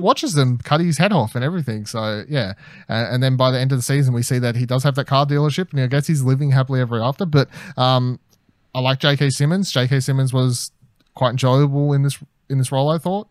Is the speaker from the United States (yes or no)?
no; Australia; as an Australian